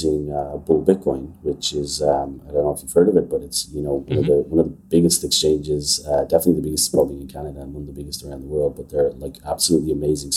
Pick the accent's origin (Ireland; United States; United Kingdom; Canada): Ireland; So I'm Irish. I grew up in Ireland.